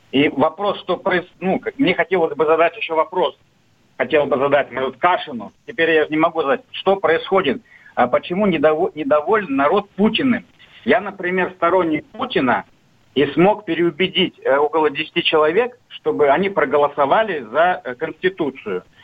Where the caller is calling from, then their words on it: Krasnoyarsk, Krasnoyarsk Krai, Russia; Здравствуйте … я из Красноярска.